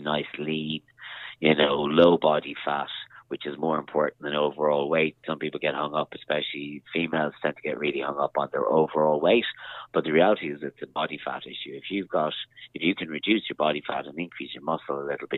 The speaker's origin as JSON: {"language": "English", "town": "Castlebar", "region": "Connacht", "country": "Ireland", "also_born_or_lived": "Dublin", "moved": "yes", "said": "I'm originally from Castlebar in Mayo"}